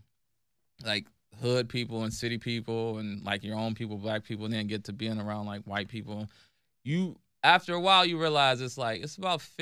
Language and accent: English; Cleveland, Ohio, United States; growing up in Cleveland